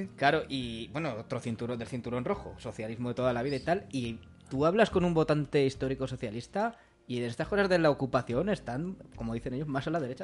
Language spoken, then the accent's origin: Spanish; Leganés, Community of Madrid, Spain; yo soy de Leganés